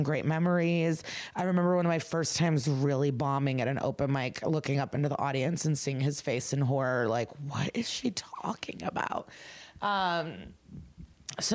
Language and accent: English; Chicago, Illinois, United States; moved away; coming to you from Chicago, a comedy condo. I'm here performing, living my fantasy in my hometown